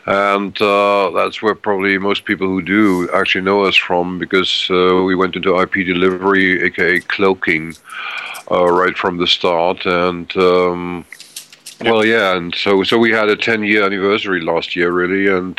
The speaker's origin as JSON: {"language": "English", "country": "Germany", "also_born_or_lived": "Middle East / Africa / Asia", "second_language": "English", "said": "I'm a German citizen. I grew up in Middle East, Africa, and Asia, so English is more or less my second language."}